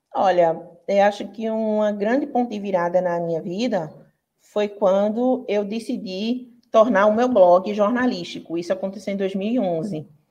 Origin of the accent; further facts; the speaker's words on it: Pernambuco, Brazil; sou do Pernambuco